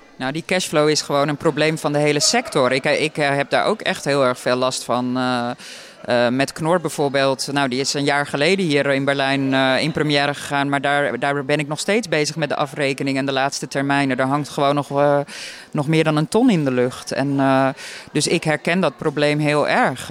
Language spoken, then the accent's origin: Dutch; Hippolytushoef, North Holland, Netherlands; het eiland Wieringen, of het voormalige eiland Wieringen moet ik zeggen, waar ik vandaan kom